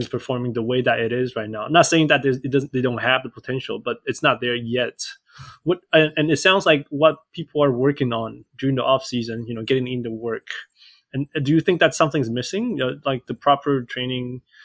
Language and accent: English; Vancouver Island, north of Victoria, British Columbia, Canada; I grew up in Canada, um, actually hmm. just north of Victoria in Vancouver Island